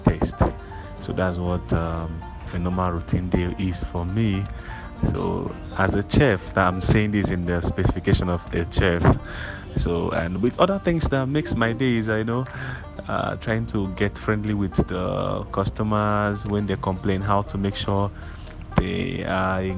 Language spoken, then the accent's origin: English; Ebonyi, Nigeria; moved away as an adult; now in Lagos, Nigeria; from Ebonyi State, a graduate of Ebonyi State University